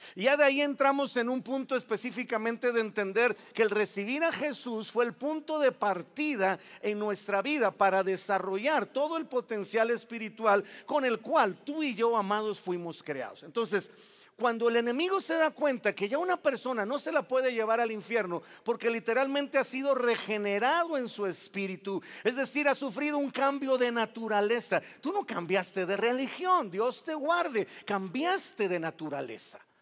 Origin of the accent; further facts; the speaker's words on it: Veracruz, Mexico; Yo soy jarocho